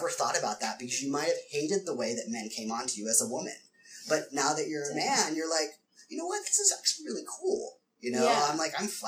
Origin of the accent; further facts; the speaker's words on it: Ohio, United States; now in San Francisco, United States; I came from Ohio